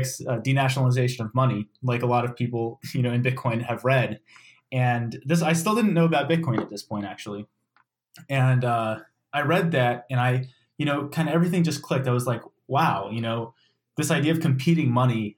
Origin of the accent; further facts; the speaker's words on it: Maryland, United States; I grew up in Maryland, went to the University of Maryland College Park